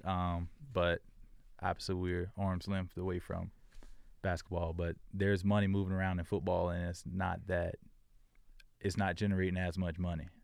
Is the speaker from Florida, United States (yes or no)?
yes; Jacksonville, Florida, United States; moved away as an adult; also born or lived in South Dakota; I grew up in Florida